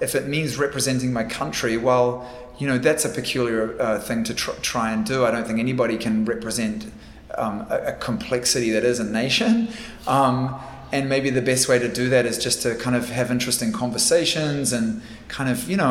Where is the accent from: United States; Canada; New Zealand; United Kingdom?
New Zealand; I am from Aotearoa, New Zealand. That is my home